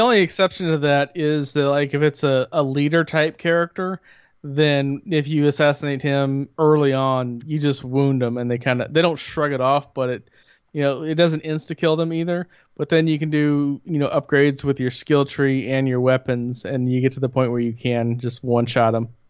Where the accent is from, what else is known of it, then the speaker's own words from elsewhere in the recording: Bloomington, United States; growing up in Bloomington